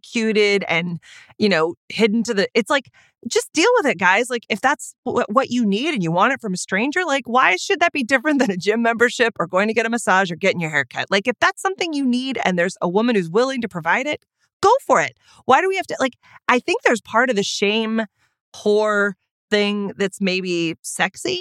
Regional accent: United States; I'm an American

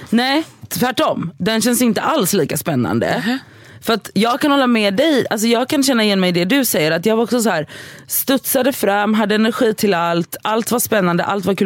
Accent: Gothenburg, Västra Götaland, Sweden; moved away; jag var hemma i Göteborg i helgen

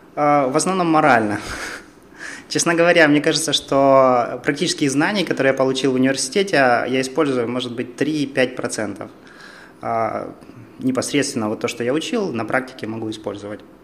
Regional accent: Dimitrov, Donetsk Oblast, Ukraine; moved away as an adult; now in Kharkiv, Ukraine; когда еду в Димитров, свой родной

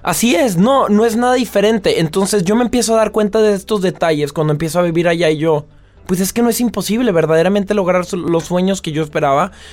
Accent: Mexico; moved away as an adult; now in France; yo estoy orgulloso de ser mexicano y venir de donde vengo

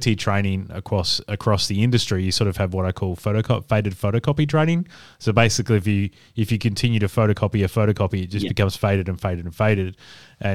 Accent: Adelaide, South Australia, Australia; also born or lived in Brisbane / Perth; now in Melbourne, Australia; I'm originally from Adelaide

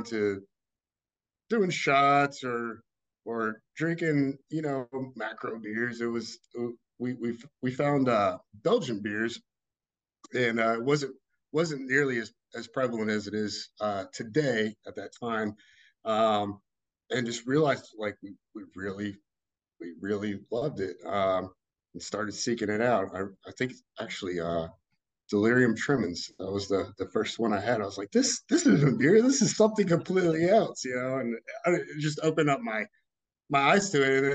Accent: Texas, United States; now in Louisville, United States; I was born in Texas originally, lived in Louisville past 20 years

